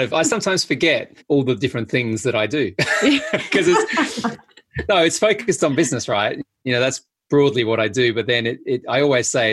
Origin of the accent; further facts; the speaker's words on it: Adelaide, South Australia, Australia; I grew up in a place called Adelaide in South Australia